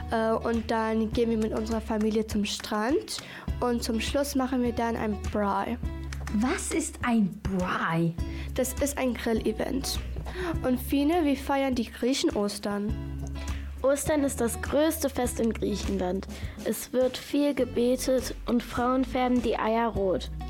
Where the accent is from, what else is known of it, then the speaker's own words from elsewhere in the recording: Cape Town, Western Cape, South Africa; moved away; Ich bin in Südafrika geboren. Und ich habe in Australien gelebt. Und mein Vater ist Grieche.